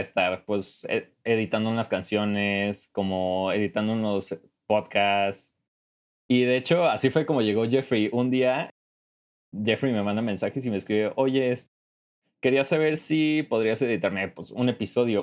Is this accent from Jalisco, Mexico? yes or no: yes; Jalisco, Mexico; also born or lived in Mexico City; yo originalmente soy de Jalisco, eh, en México